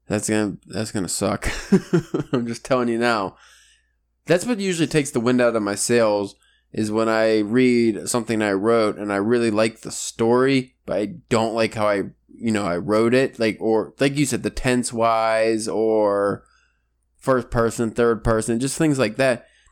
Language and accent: English; Pennsylvania, United States; we're from Pennsylvania